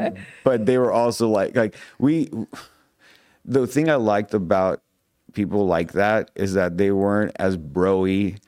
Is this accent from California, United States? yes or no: yes; Topanga, California, United States; Oh, I come from Topanga. I'm like, oh, what? The Topanga, Cahuenga, you know, whatever.